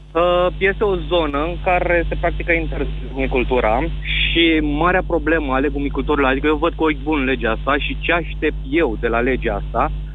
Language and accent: Romanian; Izbiceni, Olt County, Romania; eu uh, sunt din Izbiceni, unde se practică intens legumicultura.